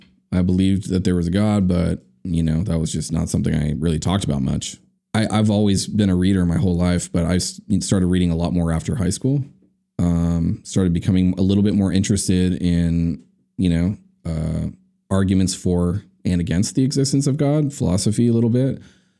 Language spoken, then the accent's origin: English; California, United States; In Orange County.